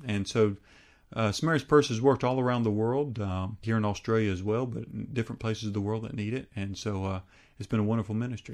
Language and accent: English; United States; my home country of the United States